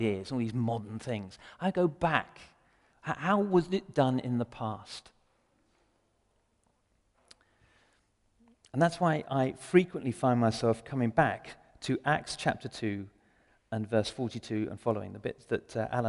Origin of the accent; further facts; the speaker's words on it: England, United Kingdom; I'm English as well